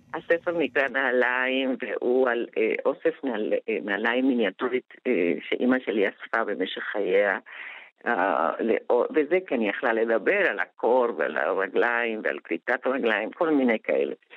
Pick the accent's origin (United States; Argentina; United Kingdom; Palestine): Argentina; now in Israel; אני אמנם באה מארגנטינה, אבל בבית דיברו יידיש, ואני סירבתי לדבר יידיש